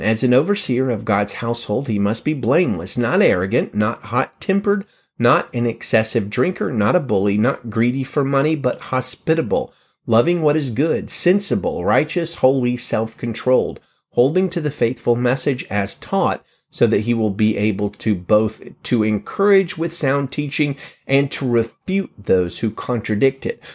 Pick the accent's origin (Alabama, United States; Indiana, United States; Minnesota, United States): Alabama, United States; In my home state of Alabama